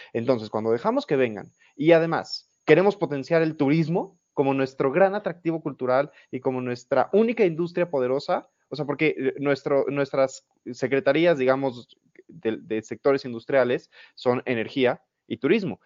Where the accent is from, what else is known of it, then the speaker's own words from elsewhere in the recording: Mexico; como mexicanos